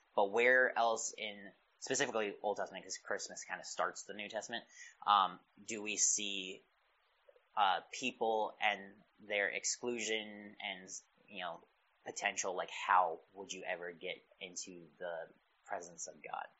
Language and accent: English; Pennsylvania, United States; I grew up in Pennsylvania